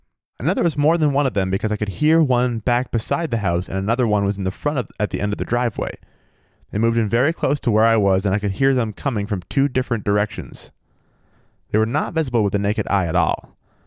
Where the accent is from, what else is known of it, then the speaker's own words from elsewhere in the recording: Maine, United States; also born or lived in Minnesota / Missouri / Vermont / New Hampshire; Because like, I've lived in Minnesota, Missouri, Vermont, New Hampshire. I'm actually from Maine originally.